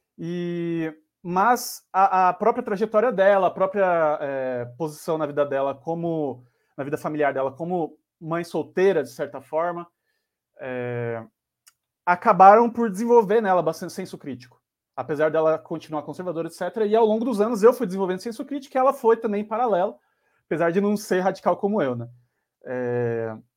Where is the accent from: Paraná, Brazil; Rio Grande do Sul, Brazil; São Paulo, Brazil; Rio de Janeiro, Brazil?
São Paulo, Brazil; Sou de quebrada aqui de São Paulo, da Zona Sul, Campo Limpo. É, cresci estudando